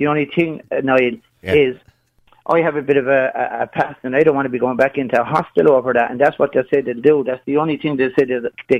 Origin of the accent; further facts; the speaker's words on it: Limerick, Munster, Ireland; I'm from Limerick.